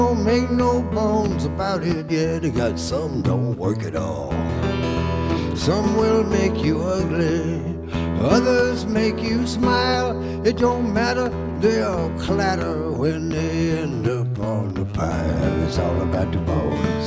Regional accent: New Orleans, Louisiana, United States; moved away; I grew up in New Orleans

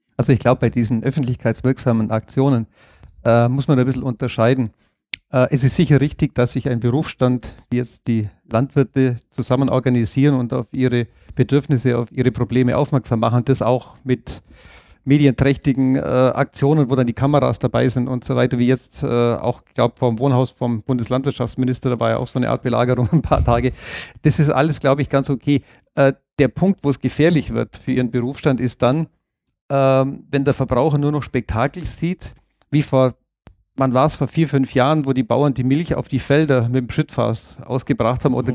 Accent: Allgäu, Germany; bei uns im Allgäu

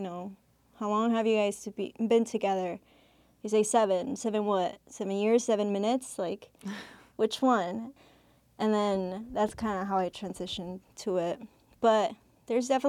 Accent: Milwaukee, Wisconsin, United States; English is a second language; also born or lived in Mexico; I came here when I was 7, you know, learn a different language. I grew up in the south side of Milwaukee, so I claim Mexico and I claim the south side of Milwaukee

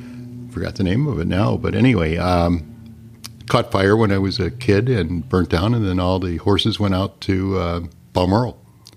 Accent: Harvey, Illinois, United States; I grew up in a south suburb, Harvey, Illinois, that area around there. We had a little farm kind of a deal, some property.

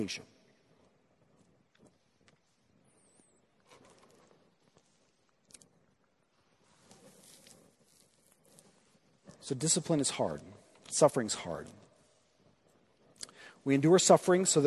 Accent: Midwest, United States; being a Midwesterner

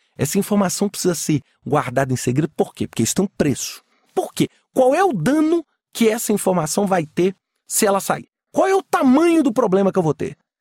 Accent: Minas Gerais, Brazil; Eu sou mineiro

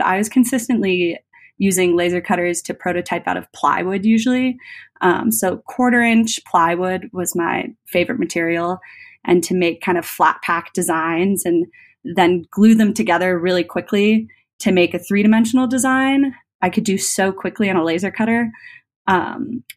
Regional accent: Colorado, United States; I'm from Colorado, and Epilogue's out of Golden

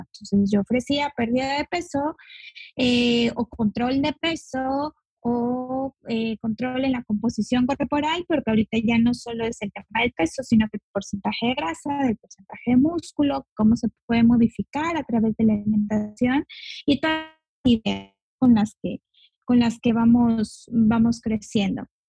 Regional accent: Mexico; also born or lived in Yucatán Peninsula; Yo soy de México, y vivo en la península de Yucatán

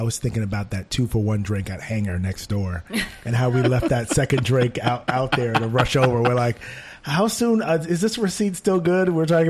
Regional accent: New York, United States; maybe it's just me, maybe I'm a New Yorker, maybe he's enjoying it.

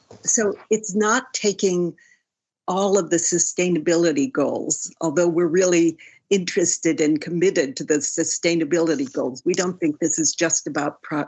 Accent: New York City, New York, United States; I'm from New York City

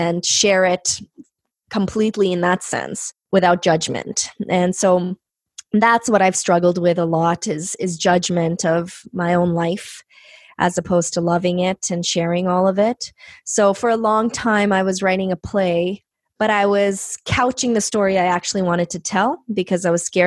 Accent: Canada; first language Punjabi; English is a second language; I was born in Canada

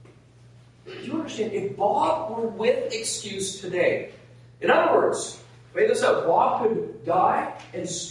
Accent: Nova Scotia, Canada; I'm from Nova Scotia

